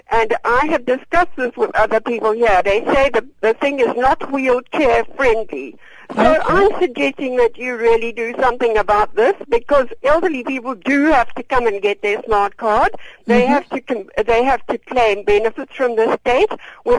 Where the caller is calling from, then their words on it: Cape Town, Western Cape, South Africa; Hello. I'm calling from Cape Town. I'm 78 years old.